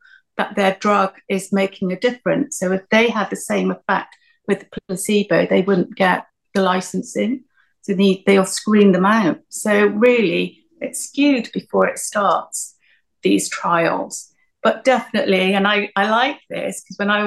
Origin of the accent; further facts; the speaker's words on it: Myanmar; moved away; because of my Eastern background, because I was from Myanmar.